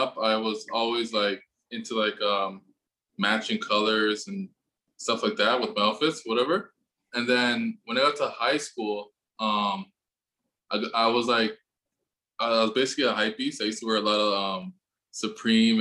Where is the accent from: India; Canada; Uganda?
Canada; Richmond Hill, Ontario; moved away as an adult; now in Toronto, Canada; originally I'm from Richmond Hill